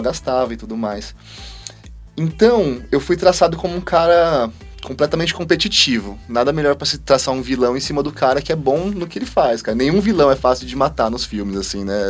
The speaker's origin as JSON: {"language": "Portuguese", "town": "Parapuã", "region": "São Paulo", "country": "Brazil", "tie": "born or raised there", "said": "quando eu era molequinho, 6, 7 anos de idade, eu sou da cidade de Parapuã, uma cidade que tem 10 mil habitantes"}